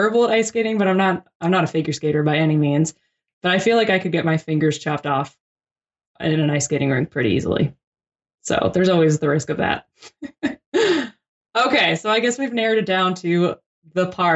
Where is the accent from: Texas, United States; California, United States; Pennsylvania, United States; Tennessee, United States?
Pennsylvania, United States; Philadelphia; moved away; also born or lived in New Orleans; I'm from Philadelphia originally